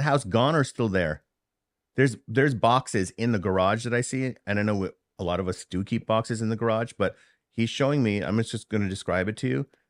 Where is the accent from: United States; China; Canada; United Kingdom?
United States; New York City, New York; accent: Bronx English; first language Hindi; English is a second language; also born or lived in Harlem / India (ancestry); I'm from New York City. I was born in Harlem, raised in the Bronx. My family came from India. And, um, my first language was Hindi.